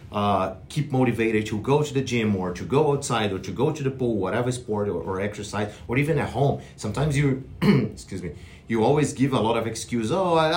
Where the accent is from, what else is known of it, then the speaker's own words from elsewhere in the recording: Brazil; moved away as an adult; I'm from Brazil, and then I have my bachelor degree in kinesiology